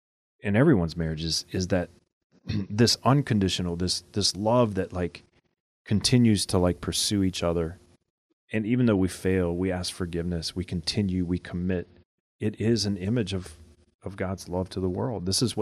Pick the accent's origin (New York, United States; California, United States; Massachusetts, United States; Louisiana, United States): Louisiana, United States; I mean, you know, I grew up in Louisiana.